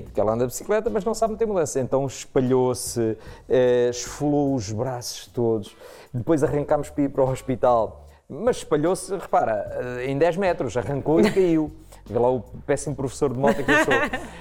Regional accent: Proença Nova, Centro, Portugal; cresci em Proença Nova, Zona Centro

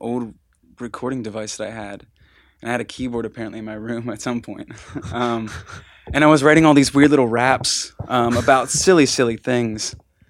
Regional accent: Altoona, Pennsylvania, United States; At this time we were still living 2 hours away. Like we weren't, we grew up in Altoona, Bedford area.

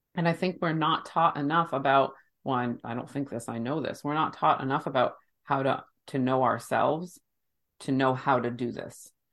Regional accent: United States; my human body was born and raised in the United States

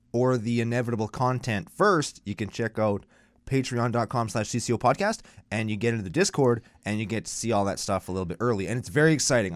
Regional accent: Canada; I'm Canadian

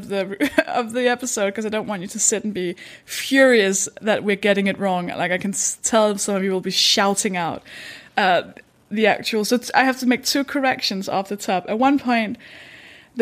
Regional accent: Denmark; English is a second language; I'm from Denmark. That should explain the accent

